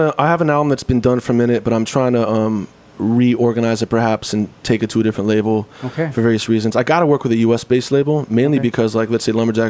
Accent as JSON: {"language": "English", "region": "New York", "country": "United States", "tie": "born or raised there", "said": "And I grew up around New York in the 90s going to Fat Beats, and that's a big part of my introduction to independent music culture."}